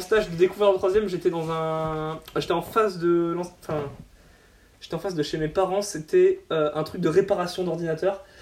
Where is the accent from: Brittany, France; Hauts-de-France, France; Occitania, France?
Hauts-de-France, France; Boulogne-sur-Mer; chez moi à Boulogne